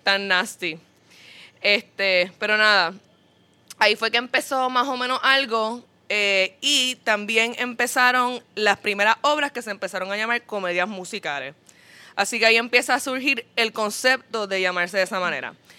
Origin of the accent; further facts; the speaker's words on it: Puerto Rico; nosotros como puertorriqueños